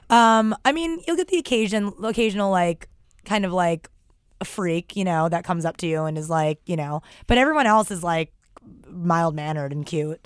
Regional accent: New York City, New York, United States; I grew up in Forestalls, Queens

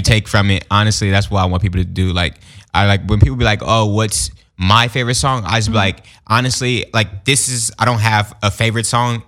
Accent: Long Beach, California, United States; growing up in East Long Beach, honestly, it's like any other place

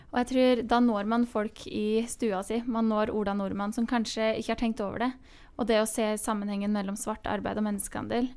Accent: Hemsedal, Buskerud, Norway; i Hemsedal, der jeg kommer fra, liten bygd i, mm. i Norge

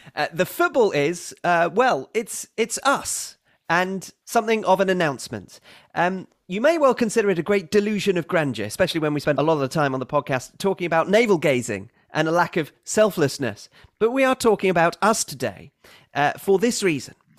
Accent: Wisconsin, United States; growing up in Wisconsin and idolizing Brett Favre

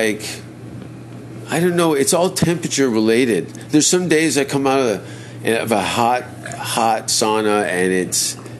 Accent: Hamilton, Ontario, Canada; I'm from Hamilton.

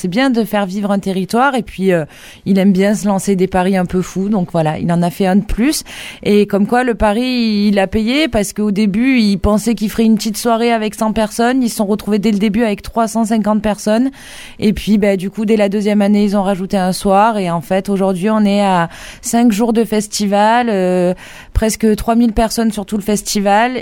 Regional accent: Occitania, France; nous, les danses par chez nous en Occitanie

